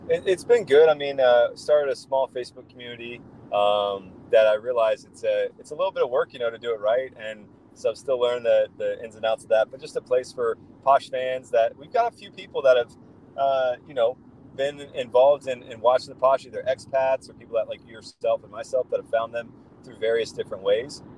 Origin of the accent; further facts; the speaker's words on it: Columbus, Ohio, United States; I'm driving through uh, downtown Columbus right now, my hometown